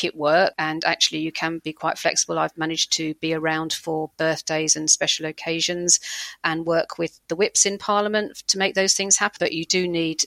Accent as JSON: {"language": "English", "town": "Hillingdon", "region": "London", "country": "United Kingdom", "tie": "born or raised there", "said": "I grew up in a place called Hillingdon, which is just near Heathrow Airport"}